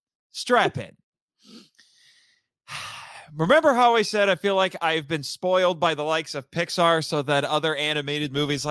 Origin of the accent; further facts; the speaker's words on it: Indiana, United States; my home state of Indiana.